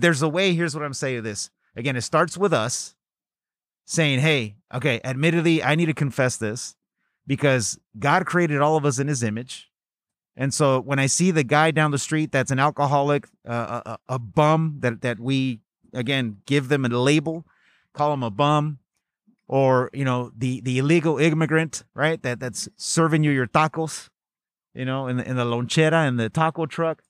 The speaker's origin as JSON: {"language": "English", "town": "Pacoima", "region": "California", "country": "United States", "tie": "born or raised there", "said": "growing up in the San Fernando Valley in a city called Pacoima"}